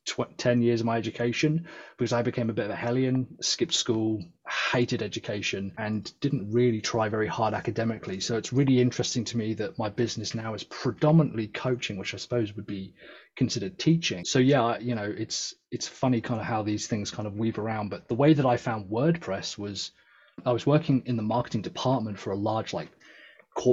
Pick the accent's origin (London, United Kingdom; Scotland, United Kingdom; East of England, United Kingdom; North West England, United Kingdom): London, United Kingdom; now in South West England, United Kingdom; I was born in London, but I'm the first in my family to have been born in the UK